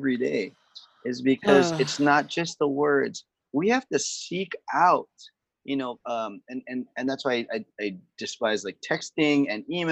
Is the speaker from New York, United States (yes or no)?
no; Kaneohe, Hawaii, United States; I'm from Kaneohe over on the windward side of Oahu